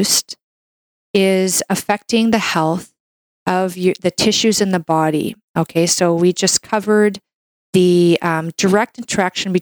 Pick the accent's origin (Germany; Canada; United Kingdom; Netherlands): Canada; I'm a Canadian medical doctor